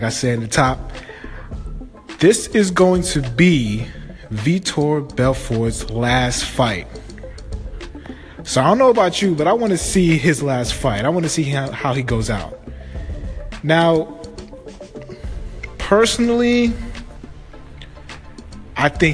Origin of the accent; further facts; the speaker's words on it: New York, United States; I'm from New York